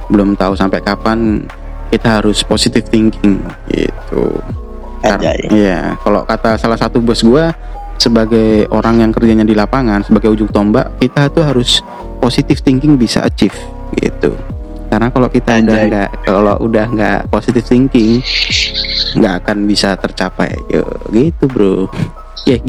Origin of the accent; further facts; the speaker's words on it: Makassar, South Sulawesi, Indonesia; Nah, jadi ya … gue asal Makassar